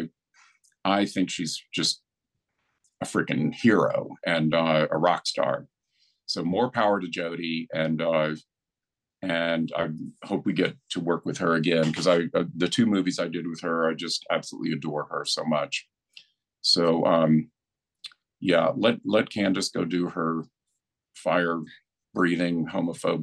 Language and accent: English; Asheville, North Carolina, United States; I grew up in Asheville, North Carolina.